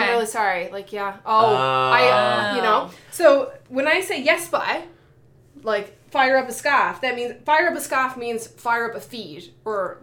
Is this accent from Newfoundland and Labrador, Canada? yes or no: yes; St. John's, Newfoundland and Labrador, Canada; accent: towny Newfoundland; I'm from St. John's, which is like the east coast of Newfoundland. So I have a towny accent